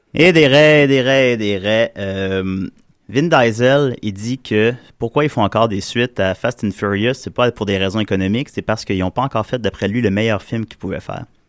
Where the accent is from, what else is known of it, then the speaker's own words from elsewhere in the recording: South Shore of Quebec City, Canada; moi puis tous mes co-animateurs, on vient de la Rive-Sud de Québec.